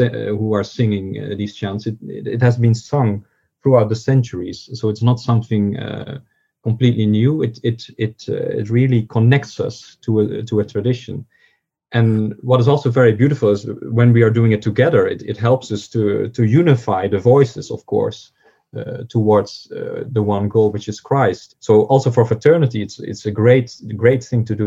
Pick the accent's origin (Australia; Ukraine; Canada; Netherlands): Netherlands; southern Netherlands; moved away as an adult; also born or lived in Cambridge, United Kingdom; now in Fribourg, Switzerland; I grew up in the Netherlands